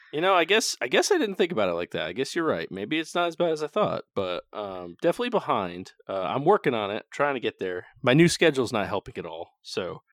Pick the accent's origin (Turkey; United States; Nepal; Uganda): United States; New England; moved away; we're from New England and New Englanders are kinda, kinda jerks